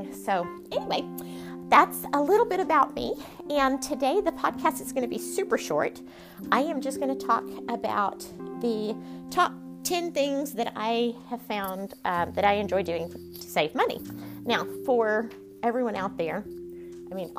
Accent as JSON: {"language": "English", "region": "Texas", "country": "United States", "tie": "born or raised there", "said": "If you can't tell by the accent, I am born and raised in Texas."}